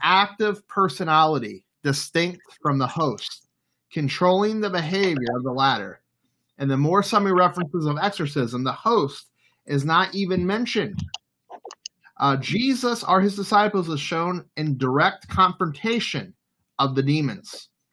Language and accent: English; New Orleans, Louisiana, United States; also born or lived in Florida; now in Baltimore, United States; I'm from New Orleans